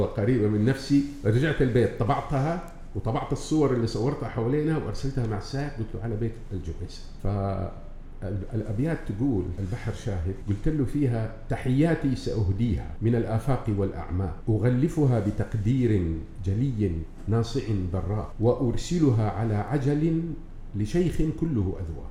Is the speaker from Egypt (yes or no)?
no; Jeddah, Makkah Province, Saudi Arabia; moved away as an adult; also born or lived in Yanbu; أنا تولدت في جدة من أسرة كريمة طيبة أنعم الله عليه بها، متواضعة، عادية